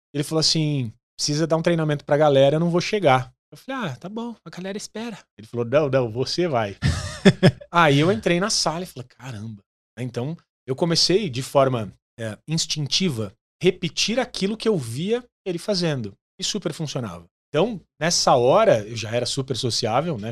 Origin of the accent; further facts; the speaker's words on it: Santo André, São Paulo, Brazil; Nasci em Santo André, no Hospital e Maternidade Brasil.